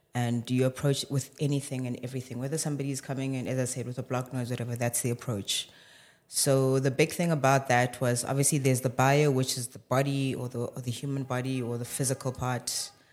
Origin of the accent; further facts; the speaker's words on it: Johannesburg, Gauteng, South Africa; born and bred in Johannesburg, but, yeah, roots are in Limpopo